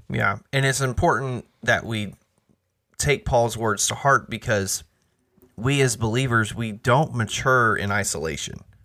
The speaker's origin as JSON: {"language": "English", "country": "United States", "said": "us as American believers"}